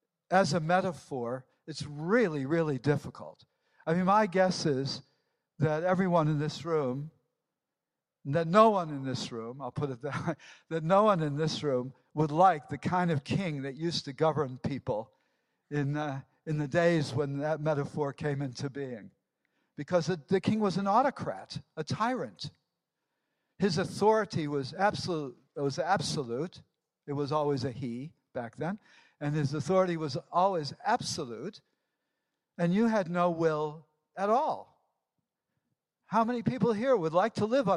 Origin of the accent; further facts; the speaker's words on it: United States; moved away; also born or lived in England; I'm American by birth